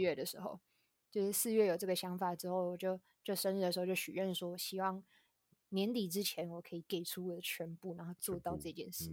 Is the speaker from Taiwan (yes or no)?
yes; Tainan, Taiwan; 我来自台南